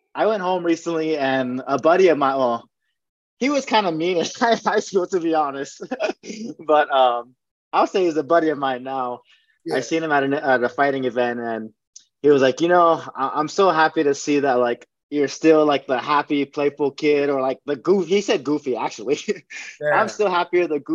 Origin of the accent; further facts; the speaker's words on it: Hawaii, United States; moved away as an adult; now in Las Vegas, United States; Growing up in Hawaii